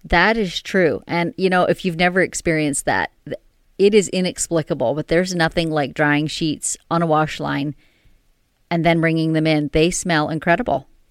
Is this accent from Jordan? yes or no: no; Canada; we're Canadian